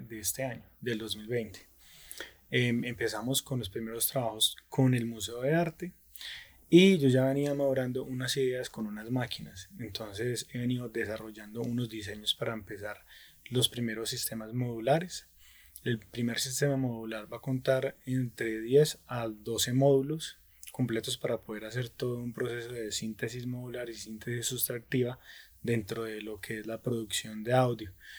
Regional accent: Pereira, Risaralda, Colombia; now in Dosquebradas, Colombia; yo soy de Pereira, ¿cierto? Vivo actualmente en Dos Quebradas

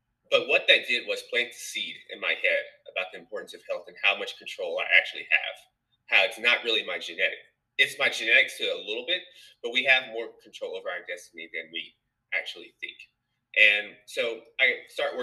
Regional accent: Nashville, Tennessee, United States; moved away as an adult; also born or lived in New York; I'm from Nashville, Tennessee.

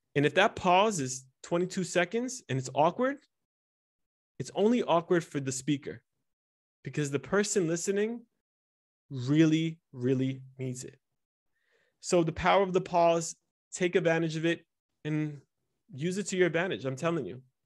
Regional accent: United States; first language Italian; English is a second language; was born and raised in America, and I was born and raised in an Italian home, and my neighborhood was Spanish, so my third language was, ended up being English.

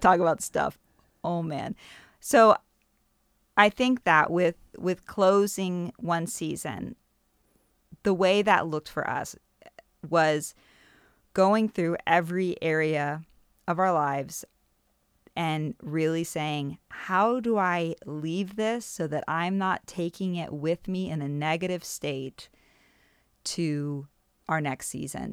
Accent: United States; moved away; also born or lived in Germany; leaving this country that felt like home to go back to what is known as my home country

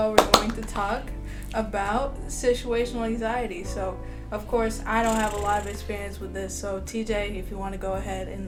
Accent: Florida, United States; also born or lived in Georgia; If you did not know, yeah, I'm from Florida. So yeah, born in Georgia, but you know, we we rep Florida all the way.

